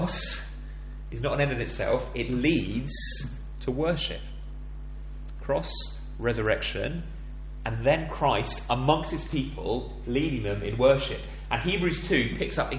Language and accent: English; England, United Kingdom; I'm an Englishman